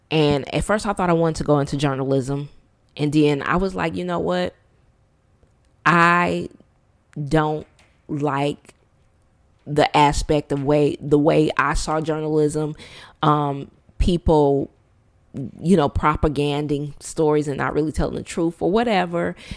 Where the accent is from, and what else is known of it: Detroit, Michigan, United States; born or raised there; moved away as an adult